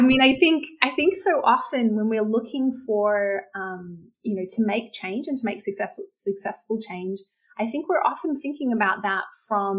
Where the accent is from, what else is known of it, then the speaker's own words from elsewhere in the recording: Australia; I'm Australian